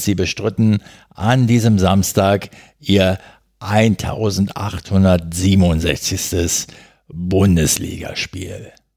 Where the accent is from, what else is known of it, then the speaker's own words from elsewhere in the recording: Berlin, Germany; als Berliner